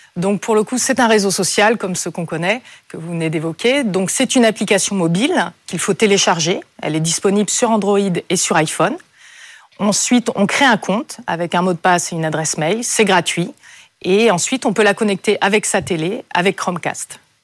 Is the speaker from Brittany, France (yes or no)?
yes; Brittany, France; moved away as an adult; je suis née en Bretagne, au bord de la mer